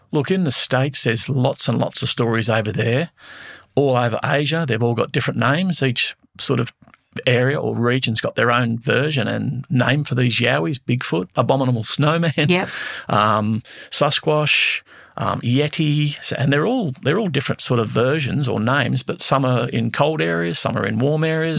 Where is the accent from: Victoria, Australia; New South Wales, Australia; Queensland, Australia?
New South Wales, Australia; Blackheath; growing up in Blackheath as a kid, um, we lived in a haunted house